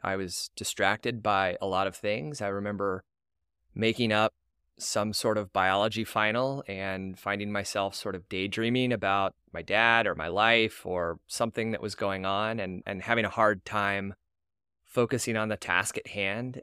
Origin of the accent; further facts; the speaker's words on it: Tulsa, Oklahoma, United States; now in Houston, United States; I was born and raised in Tulsa, to two wonderful parents, Rodney and Linda.